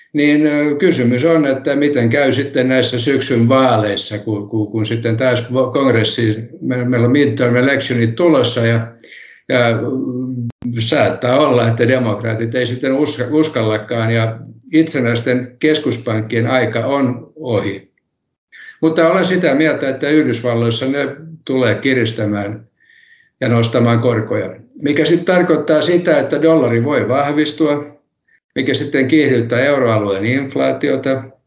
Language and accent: Finnish; Helsinki, Uusimaa, Finland; first language Swedish; Finnish is a second language; moved away as an adult; also born or lived in Kannelmäki, Helsinki; now in Kirkkonummi, Finland; Minä stadilaisena puhun stadil, stadista edelleen